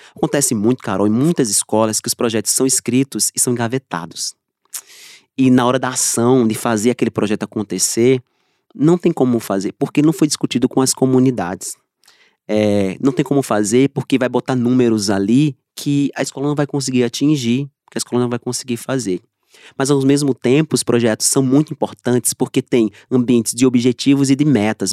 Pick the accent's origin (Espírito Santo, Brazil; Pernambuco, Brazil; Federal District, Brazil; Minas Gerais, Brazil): Pernambuco, Brazil; Trigueiros; eu sou de Trigueiros